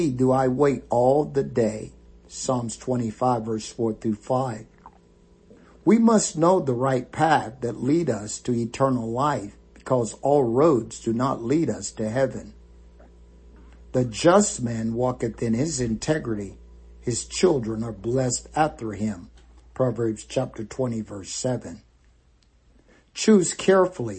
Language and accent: English; the South, United States; When we were kids growing up in the South